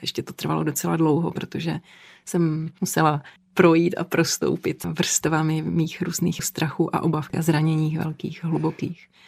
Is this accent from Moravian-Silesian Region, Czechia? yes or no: yes; Kopřivnice, Moravian-Silesian Region, Czechia; v Kopřivnici, odkud pocházím